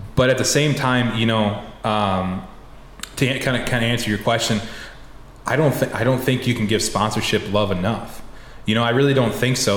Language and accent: English; Decorah, Iowa, United States; I went to college in my hometown um, of Decorah.